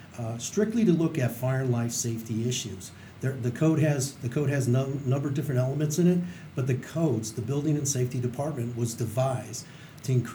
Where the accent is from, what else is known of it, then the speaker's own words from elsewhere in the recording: Chicago, Illinois, United States; moved away as an adult; now in Carson City, United States; I'm actually from Chicago, Illinois